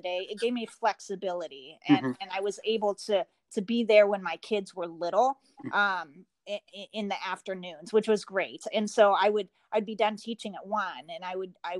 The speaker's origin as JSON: {"language": "English", "town": "Portland", "region": "Oregon", "country": "United States", "tie": "born or raised there", "moved": "yes", "lives_now": "Michigan, United States", "said": "I grew up in Portland about an hour from Mount Hood."}